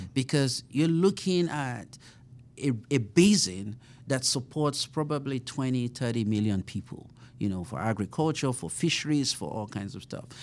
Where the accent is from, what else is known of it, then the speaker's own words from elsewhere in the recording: Nigeria; moved away as an adult; also born or lived in Colorado / Sioux Falls, South Dakota; now in Kansas City, United States; I grew up in Nigeria